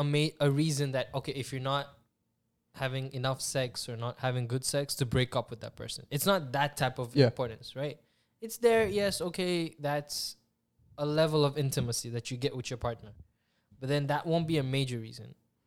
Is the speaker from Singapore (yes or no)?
no; India; For me, as an Indian, if she can make me some good butter chicken, I'm in love with you, man.